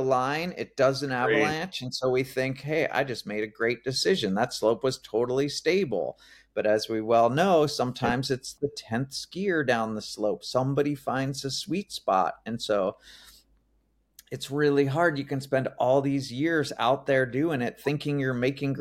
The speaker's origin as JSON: {"language": "English", "region": "New Jersey", "country": "United States", "tie": "born or raised there", "moved": "as an adult", "said": "I grew up in New Jersey, so kind of kid of the suburbs"}